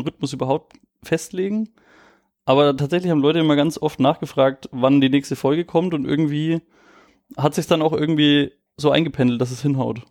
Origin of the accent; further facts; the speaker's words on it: Nuremberg, Bavaria, Germany; ich bin auch aus Nürnberg